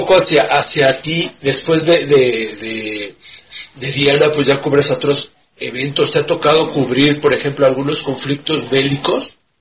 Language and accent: Spanish; Mexico; como los mexicanos